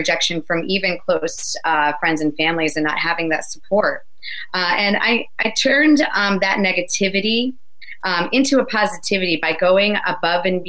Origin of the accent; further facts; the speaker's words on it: New Jersey, United States; I'm from New Jersey. I'm a Jersey girl, born and raised